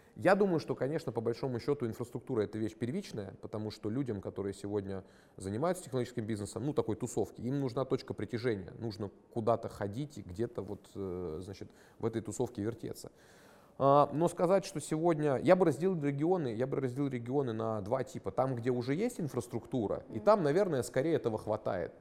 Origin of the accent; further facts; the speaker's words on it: Krasnodar Krai, Russia; Я, например, из Краснодарского края там и не собирался-то уезжать